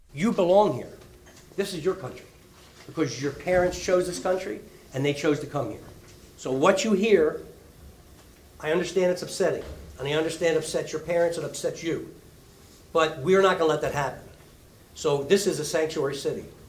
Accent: Philadelphia, Pennsylvania, United States; I grew up in South Philly

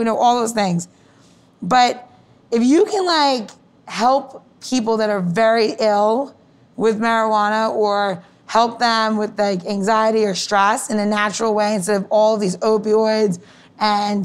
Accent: Elmont, New York, United States; now in Washington, D.C., United States; growing up in Long Island, in like, right on the Queens border

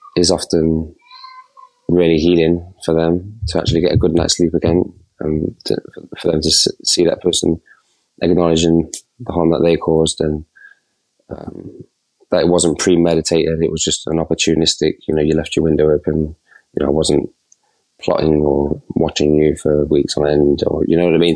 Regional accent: Nottingham, East Midlands, United Kingdom; I'm from Not- Nottingham

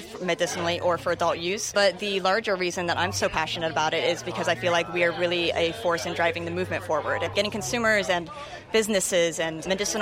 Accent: Seattle, Washington, United States; I'm from Seattle

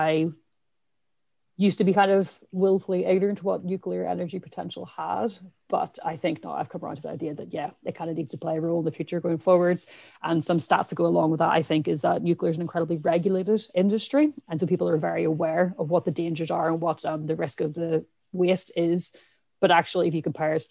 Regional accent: Ireland; accent: Irish; My accent is very Irish. I'm from Ireland, where we don't have nuclear power stations

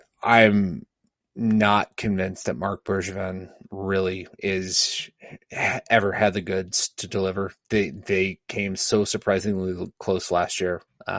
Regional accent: Canada; Hey, I'm a Canadian.

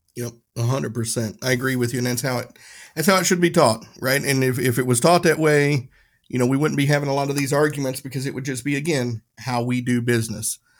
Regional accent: Tennessee, United States; My town in, in Tennessee, you had the, the, the white side of town and the whiter side of town. That was it. There was no white or black side in my, my hometown

